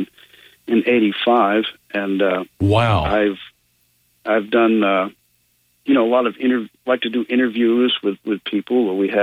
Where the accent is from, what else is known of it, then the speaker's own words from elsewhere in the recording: Maine, United States; now in Tennessee, United States; I'm originally from Maine. I ended up here in Tennessee because of my interest and my travels